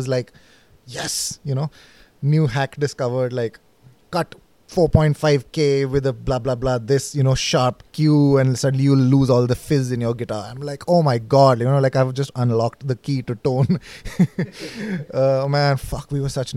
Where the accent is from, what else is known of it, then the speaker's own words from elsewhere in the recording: Delhi, India; also born or lived in Manipal; I am from Delhi, but at that point in time, I was in Manipal